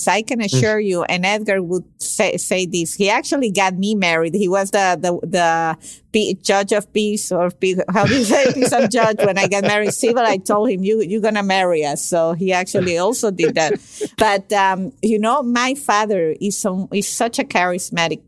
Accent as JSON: {"language": "English", "country": "Venezuela", "also_born_or_lived": "Caracas, Venezuela", "moved": "as an adult", "lives_now": "Miami, United States", "said": "I came from Venezuela to Miami to do my undergraduate internship"}